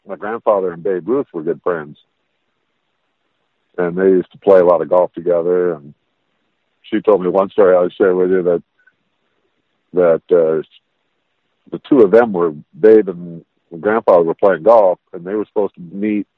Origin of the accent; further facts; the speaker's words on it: Las Vegas, Nevada, United States; when we were growing up in Vegas, it was a small town